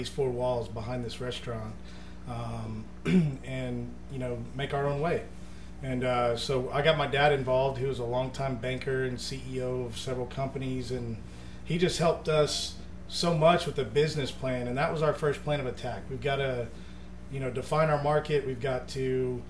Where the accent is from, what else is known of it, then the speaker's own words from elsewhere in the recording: Dallas, Texas, United States; also born or lived in Midland, Texas / Austin, Texas; I was born and raised in Dallas, Texas, but found our way to Midland out in West Texas